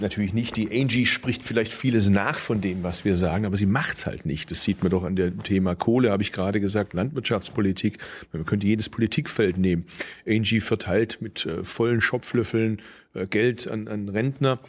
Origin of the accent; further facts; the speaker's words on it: Stuttgart, Baden-Württemberg, Germany; also born or lived in Tübingen; da, wo ich herkomme in Stuttgart